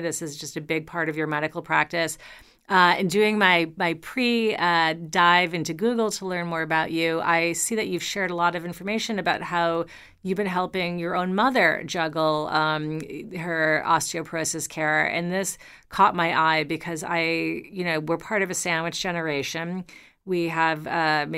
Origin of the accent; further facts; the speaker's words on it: New York, United States; as a New Yorker, my I was raised walking sidewalks